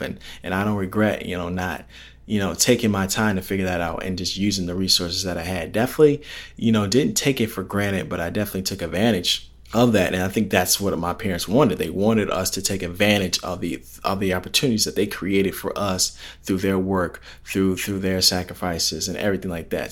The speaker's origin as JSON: {"language": "English", "town": "Palos Hills", "region": "Illinois", "country": "United States", "tie": "born or raised there", "said": "my hometown area, Palos Hills, Illinois"}